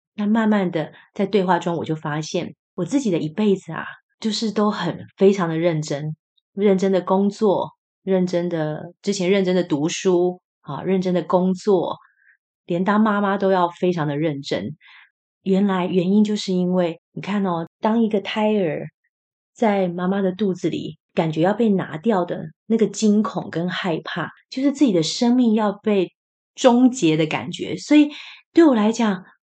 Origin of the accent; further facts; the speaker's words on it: Taiwan; 虽然我是台湾人，可是我台语就是没有被训练得很好